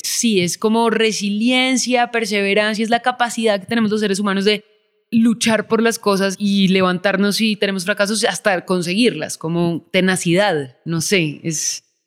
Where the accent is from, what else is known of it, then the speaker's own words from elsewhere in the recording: Bogotá, Colombia; Yo soy colombiana y yo también. Cuando yo era chiquita no era tan peligroso, entonces pues sí, yo crecí afuera, en Bogotá